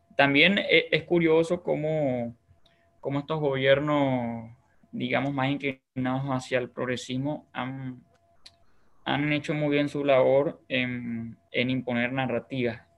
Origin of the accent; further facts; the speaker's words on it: Bolívar, Venezuela; now in Paraguay; yo por ejemplo soy de Bolívar